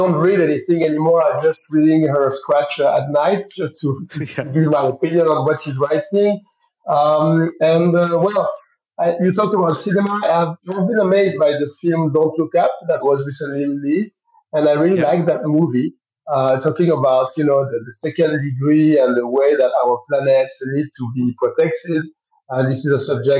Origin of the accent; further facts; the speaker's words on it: Saint-Tropez, Provence-Alpes-Côte d'Azur, France; I was born in Saint-Tropez